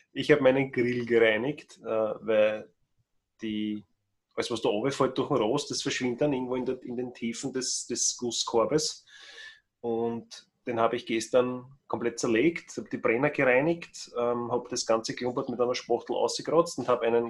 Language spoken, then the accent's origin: German; Austria; bei uns in Österreich